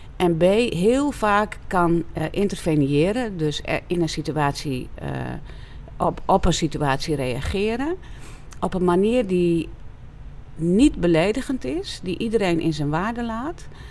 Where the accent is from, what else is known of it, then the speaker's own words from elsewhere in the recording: Friesland, Netherlands; ik kom uit Friesland, dus wij hebben veel weiland met heel veel schapen op het moment